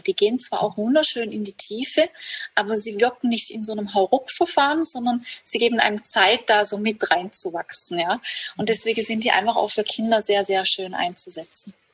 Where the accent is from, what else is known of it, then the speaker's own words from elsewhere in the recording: Hegau, Baden-Württemberg, Germany; ich komme aus Süddeutschland, aus dem Hegau und ich bin auch hier aufgewachsen